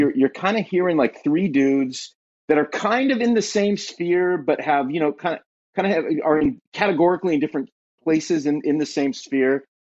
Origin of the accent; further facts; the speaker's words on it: Southern California, United States; moved away as an adult; also born or lived in Ohio; now in Ashland, Ohio, United States; born and raised in Southern California